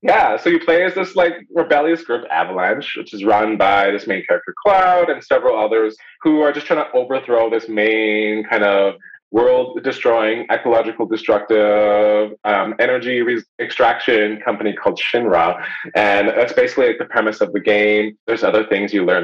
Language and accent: English; Winnipeg, Manitoba, Canada; I grew up like in Winnipeg